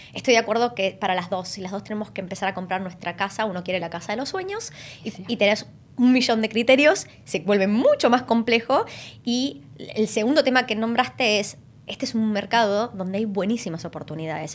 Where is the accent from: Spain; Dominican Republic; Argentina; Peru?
Argentina; moved away as an adult; now in Australia; Las dos somos argentinas.